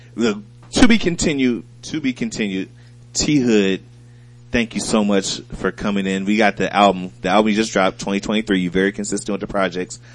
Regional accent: Toledo, Ohio, United States; I'm from Toledo, Ohio, right? We grew up near, near the Detroit Lions

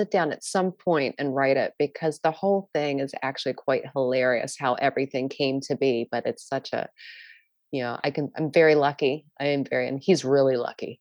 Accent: Maryland, United States; I grew up in Maryland

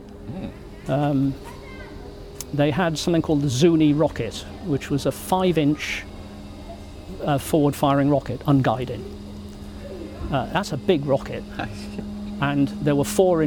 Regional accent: United Kingdom; as a Brit

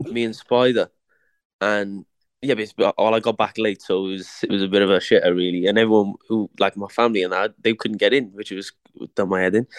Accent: Cardiff, Wales, United Kingdom; born or raised there

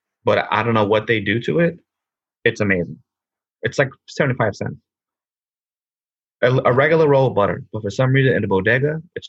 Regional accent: New York City, New York, United States; born or raised there; now in Queens, United States

